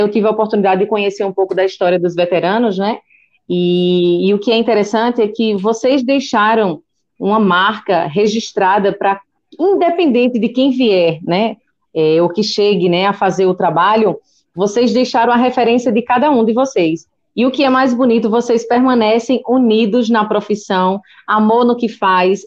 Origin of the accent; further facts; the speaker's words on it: Paraíba, Brazil; moved away as an adult; now in São Paulo, Brazil; eu sou da Paraíba, e eu cheguei aqui em São Paulo no finalzinho de junho